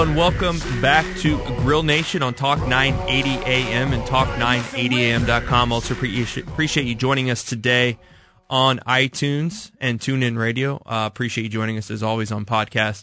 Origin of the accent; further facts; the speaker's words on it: Kansas City, United States; I told her I was from Kansas City